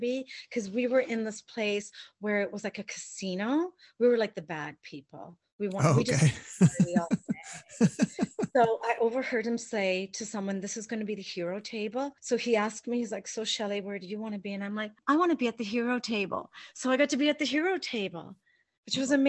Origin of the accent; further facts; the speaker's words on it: London, Ontario, Canada; moved away as an adult; now in White Rock, Canada; we're both from Ontario. He's from Thunder Bay. I'm from London